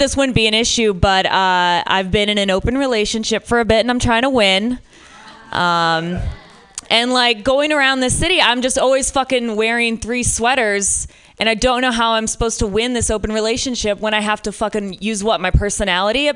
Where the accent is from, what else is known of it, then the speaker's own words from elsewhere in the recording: Michigan, United States; now in San Francisco, United States; I'm from Michigan originally